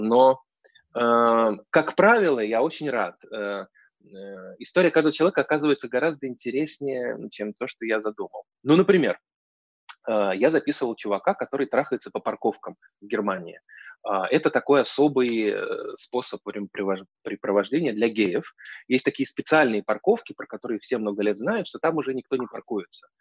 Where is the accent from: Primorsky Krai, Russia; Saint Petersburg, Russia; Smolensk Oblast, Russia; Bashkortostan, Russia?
Saint Petersburg, Russia; Я вообще из Петербурга, это город странных друзей